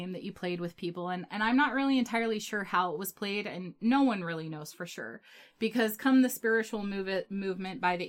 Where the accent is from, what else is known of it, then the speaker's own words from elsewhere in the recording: Utah, United States; I'm from the United States and from Utah.